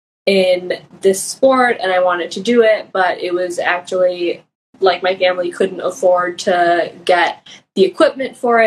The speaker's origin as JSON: {"language": "English", "town": "Chicago", "region": "Illinois", "country": "United States", "tie": "born or raised there", "moved": "as an adult", "said": "I grew up in Chicago"}